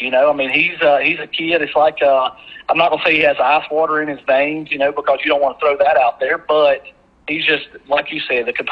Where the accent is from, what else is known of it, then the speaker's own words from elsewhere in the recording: Taylorsville, Mississippi, United States; You know, I'm from Taylorsville